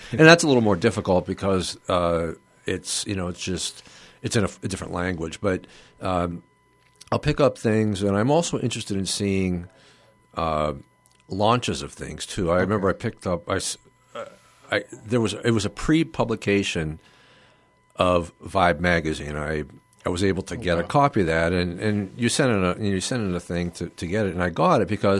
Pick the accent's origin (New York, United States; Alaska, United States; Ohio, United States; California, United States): Ohio, United States; Youngstown; You know, we lived in Mahoning County.